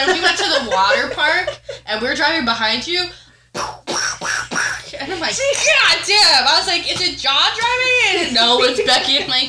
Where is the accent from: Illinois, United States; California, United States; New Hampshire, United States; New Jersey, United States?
New Jersey, United States; Yeah, I grew up in the Pine Barrens, so